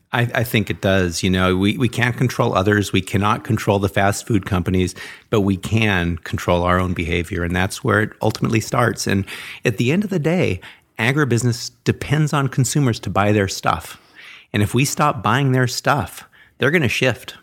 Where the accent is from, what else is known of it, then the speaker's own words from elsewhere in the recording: Los Angeles, California, United States; growing up in the Hollywood Hills